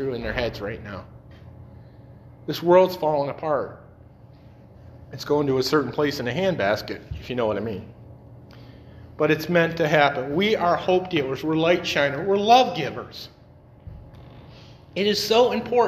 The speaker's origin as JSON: {"language": "English", "town": "Detroit", "region": "Michigan", "country": "United States", "also_born_or_lived": "North Carolina", "said": "I'm from Detroit"}